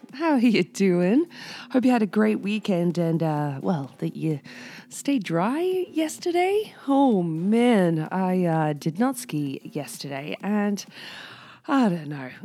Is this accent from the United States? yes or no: no; United Kingdom; now in Whistler, Canada; I'm originally British